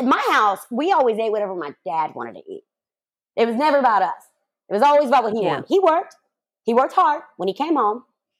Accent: the South, United States; I grew up in the South.

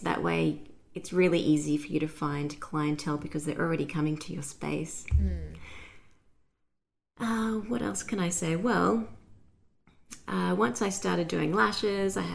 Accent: Brisbane, Queensland, Australia; I'm from Brisbane, Australia

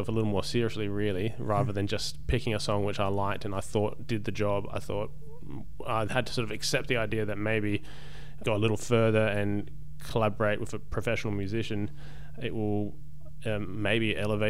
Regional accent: Australia; it was a nice way of being happy about being Australian.

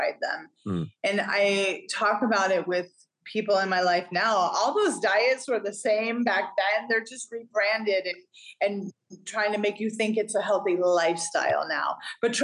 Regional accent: Northern California, United States; also born or lived in Hawaii / Vancouver, Washington / Portland, Oregon / New York City; now in Greenville, United States; We actually had an ice rink, many ice rinks where I grew up in Northern California.

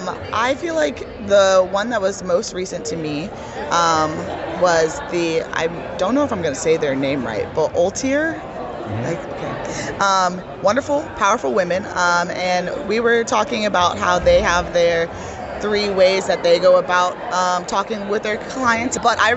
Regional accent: Pennsylvania, United States; now in Bradenton, United States; I'm originally from Pennsylvania, and now I'm in Bradenton, Florida with IMG Academy.

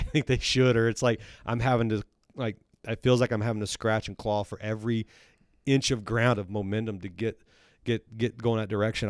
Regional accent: Texas, United States; also born or lived in Missouri; now in Centerville, United States; I grew up in Texas

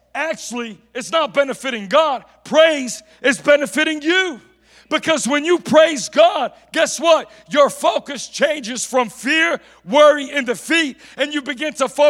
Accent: United States

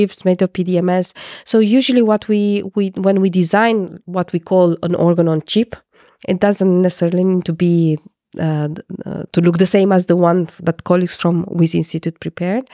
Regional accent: Romania; moved away as an adult; also born or lived in Portugal; now in Netherlands; I am coming from Romania, and I studied physics and chemistry

